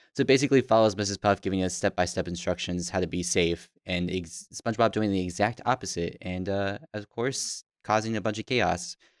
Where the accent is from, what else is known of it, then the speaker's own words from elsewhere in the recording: Tucson, Arizona, United States; growing up in Tucson